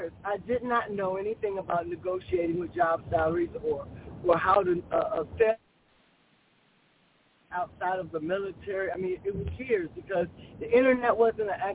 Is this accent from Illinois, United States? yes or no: yes; Chicago, Illinois, United States; I'm from Chicago, Illinois. I'm a girl from the urban city streets.